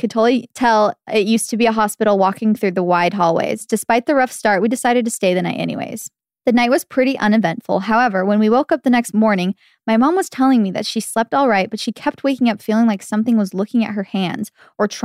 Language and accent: English; Arizona, United States; I'm from Arizona and my family loves visiting Arizona, small towns on weekends.